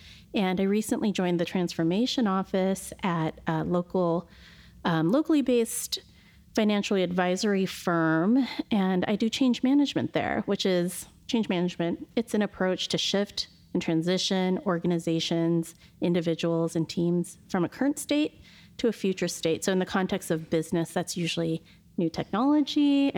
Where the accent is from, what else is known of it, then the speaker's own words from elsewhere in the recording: Pacific Northwest, United States; And we're both born and raised in the Pacific Northwest.